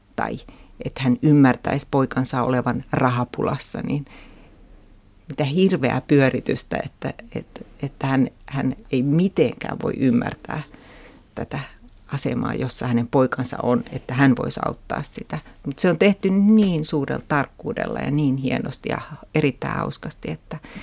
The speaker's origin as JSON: {"language": "Finnish", "town": "Turku", "region": "Southwest Finland", "country": "Finland", "tie": "born or raised there", "said": "Mä kasvoin Turussa, suht pienessä kaupungissa"}